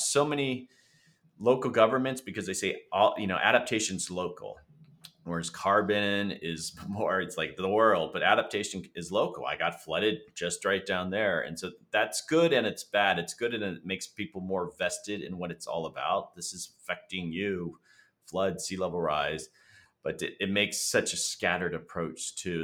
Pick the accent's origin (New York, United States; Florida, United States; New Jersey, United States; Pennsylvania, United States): Florida, United States; I'm from Florida. I'm a native Floridian